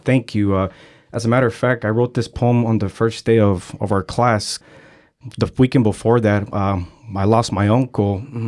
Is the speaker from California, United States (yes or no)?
yes; San Francisco, California, United States; I'm from San Francisco, born and raised. I grew up in San Francisco during a time period that it was really bad in the Mission District